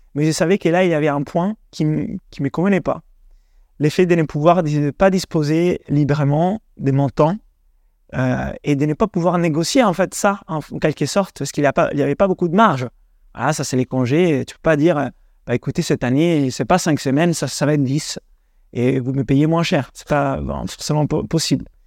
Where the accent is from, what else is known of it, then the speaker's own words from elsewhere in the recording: Italy; French is a second language; also born or lived in Denmark / England; now in France; d'origine italienne, 100% italien en réalité. J'ai grandi en Italie